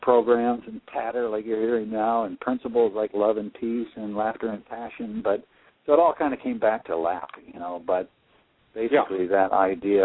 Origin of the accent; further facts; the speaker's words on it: Midwest, United States; I grew up in the Midwest